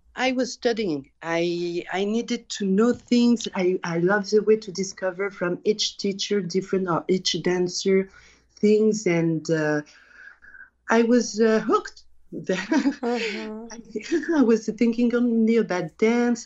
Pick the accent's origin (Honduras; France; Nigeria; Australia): France; also born or lived in Paris; I was born in France, but we always travel to Tunisia because we have all our family there each year